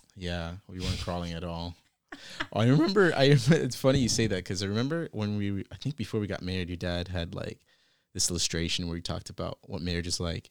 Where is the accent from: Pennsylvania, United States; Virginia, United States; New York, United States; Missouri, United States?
Virginia, United States; also born or lived in British Columbia, Canada; now in Toronto, Canada; I had just relocated to Toronto from B C. by way of Virginia, where I actually grew up.